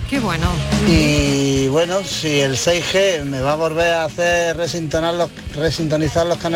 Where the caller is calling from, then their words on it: Granada, Andalusia, Spain; Buenas tardes, soy … de Granada.